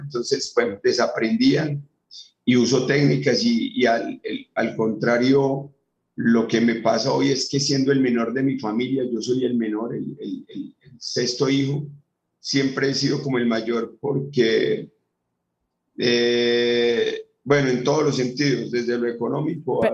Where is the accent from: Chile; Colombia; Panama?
Colombia; also born or lived in Medellín; de Colombia. Soy. Sí. Estoy en Medellín.